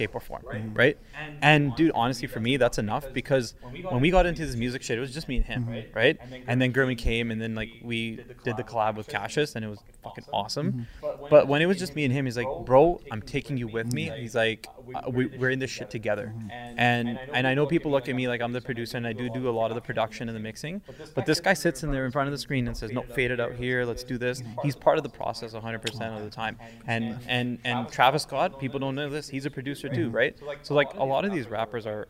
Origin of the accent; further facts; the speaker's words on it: Vancouver, British Columbia, Canada; I'm from Vancouver. I'm not even from here